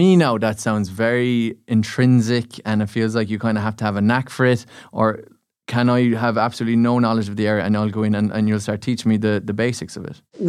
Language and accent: English; Munster, Ireland; I'm from Munster, I'm the only guy down from Munster.